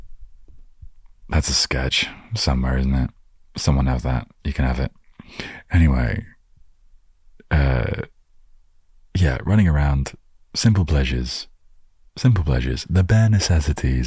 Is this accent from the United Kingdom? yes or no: yes; England, United Kingdom; I was living in my hometown